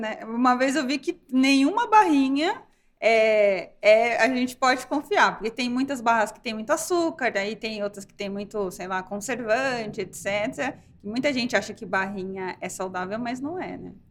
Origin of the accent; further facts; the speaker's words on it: Brazil; como brasileira